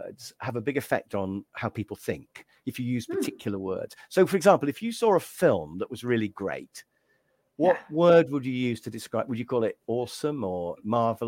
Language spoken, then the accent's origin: English; England, United Kingdom; me being English